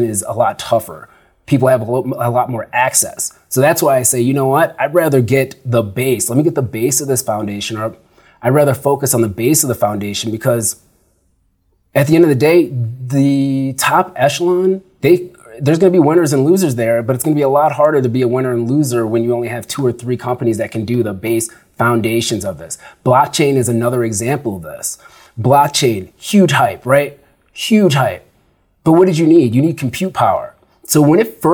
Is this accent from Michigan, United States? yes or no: no; Sugar Grove, Illinois, United States; moved away as an adult; also born or lived in Chicago / Arizona; now in Denver, United States; I grew up in Sugar Grove, Illinois, and I grew up with farmers